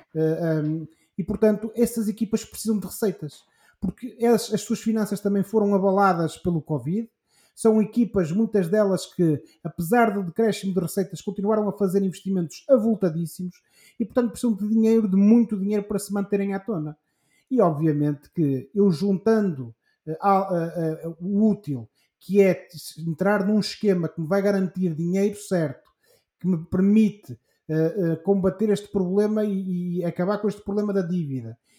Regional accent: Portugal; nós, enquanto portugueses

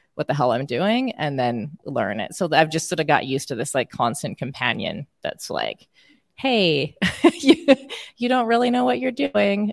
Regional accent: Canada; accent: Canadian; my Canadian accent

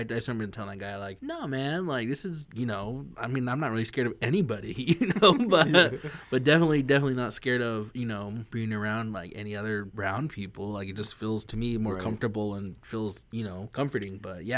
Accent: Lapwai, Idaho, United States; especially from my hometown, my res Lapway, you know, the best

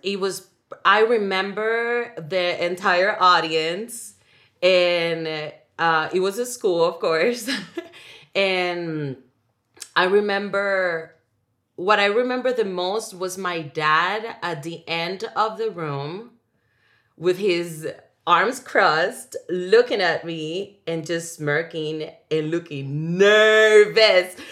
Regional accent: Dominican Republic; first language Spanish; English is a second language; moved away; I grew up in the Dominican Republic

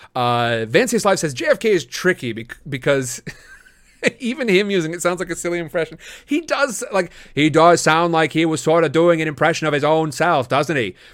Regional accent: Midwest, United States; I grew up in the Midwest

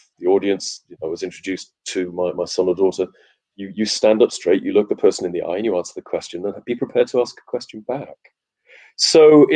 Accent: Wales, United Kingdom; I'm Welsh

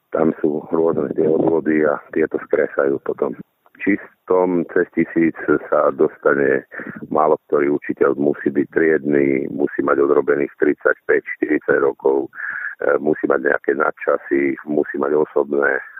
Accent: Levice, Nitra Region, Slovakia; u nás v Leviciach

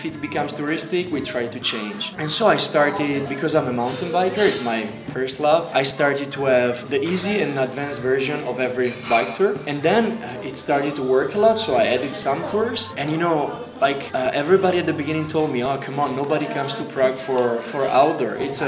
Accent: Italy; moved away as an adult; also born or lived in Alps; now in Czech Republic; I'm now 36 and I'm originally from Italy. I'm now a Czech citizen married with Denisa

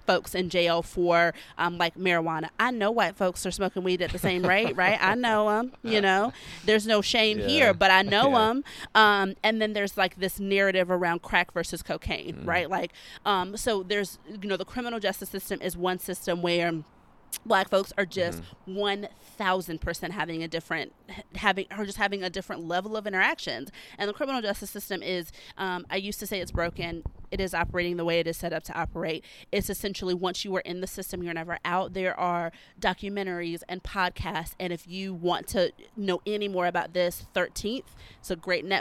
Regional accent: Alabama, United States; moved away as an adult; now in South Carolina, United States; I'm a Southern girl. I will be in the South probably forever and always. I'm from Alabama and I live in South Carolina

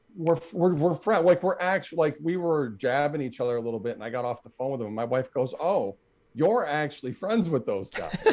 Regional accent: Buffalo, New York, United States; I'm from Buffalo

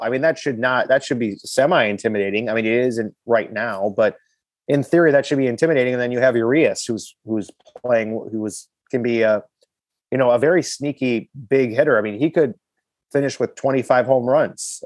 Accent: Milwaukee, Wisconsin, United States; I grew up in in Miller Park. Uh, you know, I was in grade school when they were building it

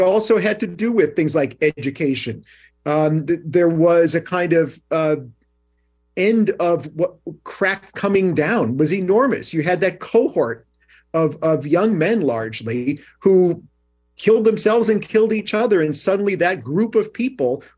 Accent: Chicago, Illinois, United States; moved away as an adult; now in New York, United States; I grew up in Chicago. I moved here when I was 18.

